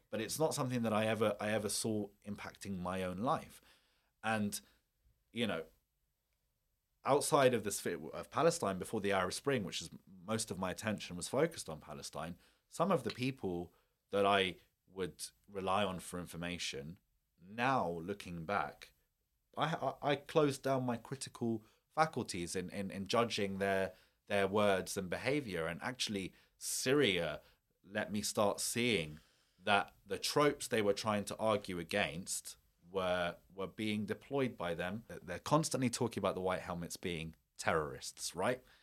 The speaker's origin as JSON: {"language": "English", "country": "United Kingdom", "said": "me or my community as a British Muslim"}